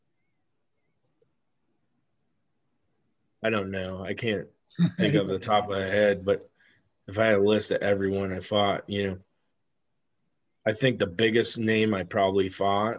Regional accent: Amherstburg, Ontario, Canada; moved away as an adult; I'm from Amherstburg.

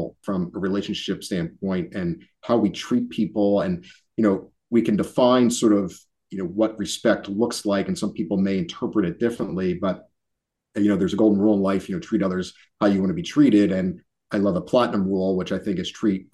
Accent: Philadelphia, Pennsylvania, United States; being born and raised in Philly

